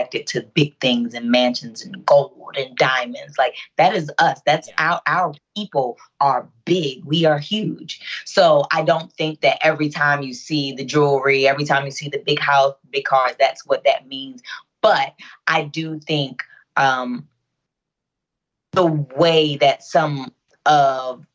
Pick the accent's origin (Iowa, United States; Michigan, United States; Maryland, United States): Maryland, United States; Baltimore; I'm from West Baltimore City